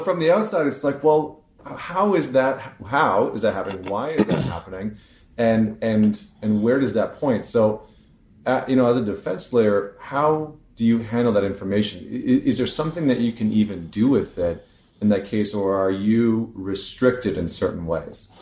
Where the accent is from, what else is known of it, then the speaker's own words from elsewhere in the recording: Canada; I'm Canadian